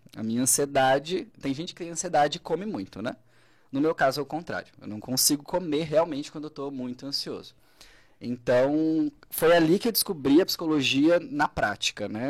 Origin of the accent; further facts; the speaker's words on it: Braço do Norte, Santa Catarina, Brazil; sou de Braço do Norte mesmo